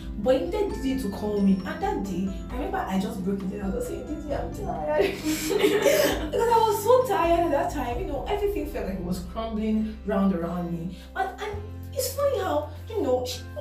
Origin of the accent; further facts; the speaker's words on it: Nigeria; I'm from Nigeria